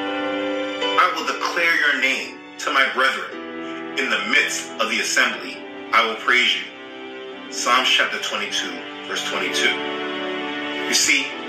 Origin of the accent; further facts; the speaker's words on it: United States; I was born in America